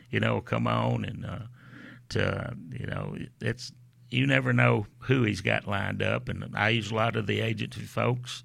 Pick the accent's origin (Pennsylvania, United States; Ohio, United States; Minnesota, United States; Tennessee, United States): Tennessee, United States; Memphis; I am from Memphis, you know, grew up down there